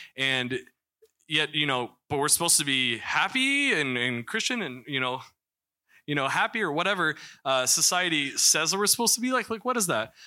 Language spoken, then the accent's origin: English; Missouri, United States; moved away; I'm from Missouri